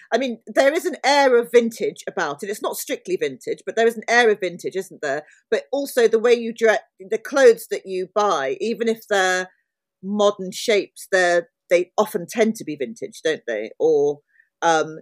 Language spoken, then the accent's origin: English; London, United Kingdom; moved away as an adult; I'm a Londoner. I'm from South London